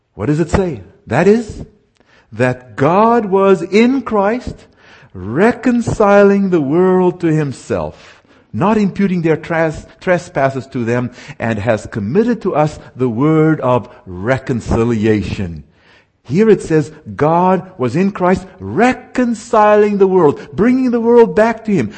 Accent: South Africa; now in United States; I was raised in what is called apartheid South Africa

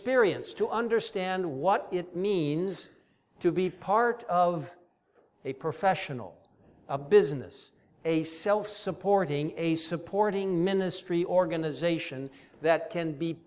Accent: Cairo, Cairo Governorate, Egypt; moved away; I grew up in that region. I grew up in Cairo, Egypt. It's really my home.

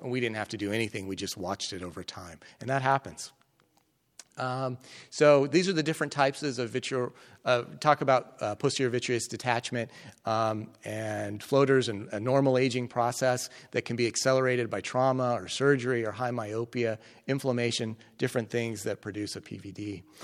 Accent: Colorado, United States; moved away as an adult; also born or lived in Nebraska; now in Kentucky, United States; I grew up in Colorado

